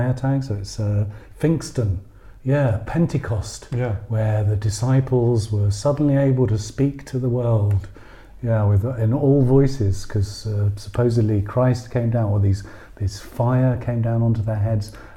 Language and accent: English; England, United Kingdom; now in Berlin, Germany; I'm English